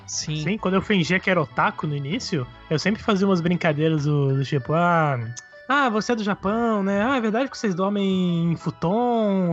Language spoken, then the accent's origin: Portuguese; Brazil; Eu sou, sou do Brasil